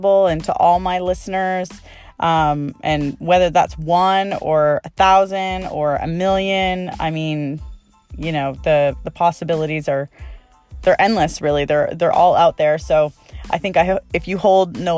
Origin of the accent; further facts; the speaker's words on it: Canada; now in Maui, United States; I'm originally from Canada and I love going home to Canada